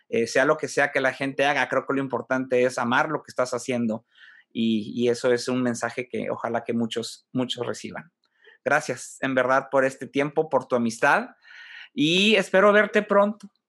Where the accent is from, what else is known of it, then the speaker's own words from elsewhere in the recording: Monterrey, Nuevo León, Mexico; nos está dando mucho más de qué estar orgullosos, este, como mm, regiomontanos, como mexicanos